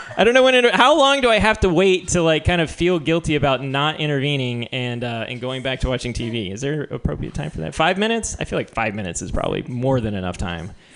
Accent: New Mexico, United States; I'm from New Mexico

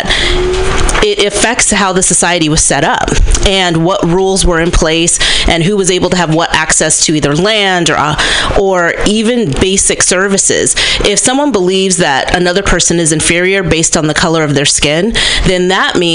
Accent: Berkeley, California, United States; A Gen X black woman, born and raised in Berkeley, California.

